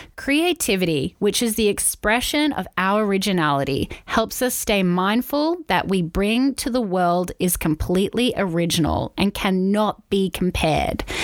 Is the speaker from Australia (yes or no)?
yes; Wollongong, New South Wales, Australia; we're from Wollongong.